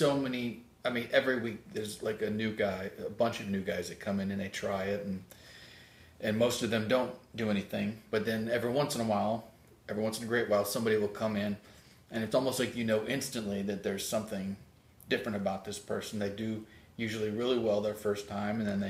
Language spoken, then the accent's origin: English; Independence, Missouri, United States; also born or lived in Kansas City; now in Los Angeles, United States; Growing up in Independence